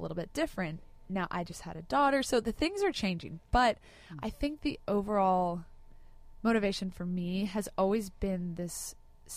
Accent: Laguna Beach, California, United States; I grew up in Laguna Beach.

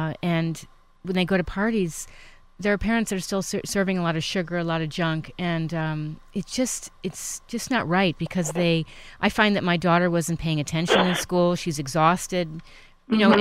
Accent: New York, United States; I grew up in New York

